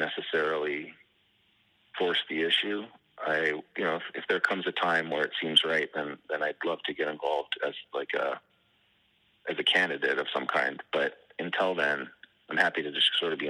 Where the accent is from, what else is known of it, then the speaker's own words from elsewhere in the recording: Canada; moved away as an adult; now in Detroit, United States; I'm still a Canadian citizen.